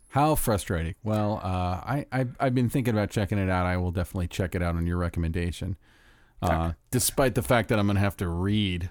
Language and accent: English; Orlando, Florida, United States; growing up in Orlando